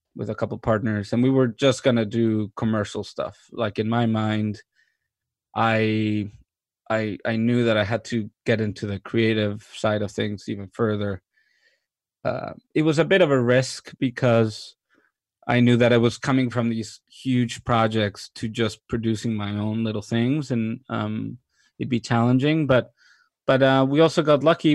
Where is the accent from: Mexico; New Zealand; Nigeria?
Mexico; moved away as an adult; also born or lived in New York / London; I was born and raised in Mexico